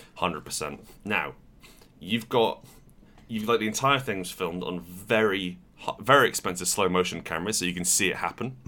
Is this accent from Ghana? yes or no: no; United Kingdom